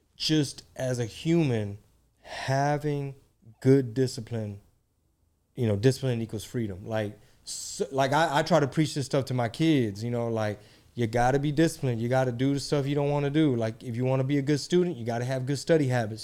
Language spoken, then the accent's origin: English; Texas, United States; we're both Mexican, we're both from Texas